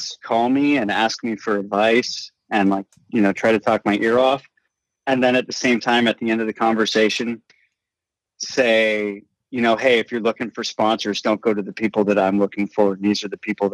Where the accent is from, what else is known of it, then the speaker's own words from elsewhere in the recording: Marin County, California, United States; I grew up in Marin County, California, you know, like hunting is not the normal out here